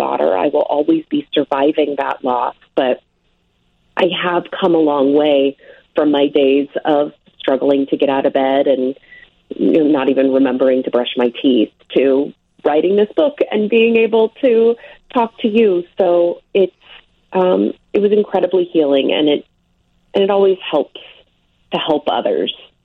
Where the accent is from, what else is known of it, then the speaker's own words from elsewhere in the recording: Omaha, Nebraska, United States; now in New Jersey, United States; I was raised in Omaha